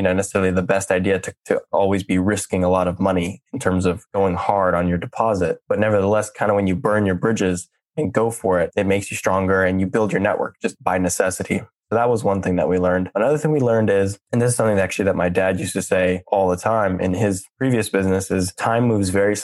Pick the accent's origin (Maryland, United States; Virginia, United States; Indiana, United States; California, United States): California, United States; Silicon Valley; I grew up in Silicon Valley